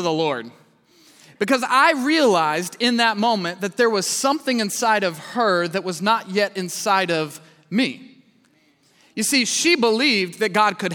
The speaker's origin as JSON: {"language": "English", "town": "Kansas City", "region": "Missouri", "country": "United States", "said": "I'm from Kansas City, Missouri"}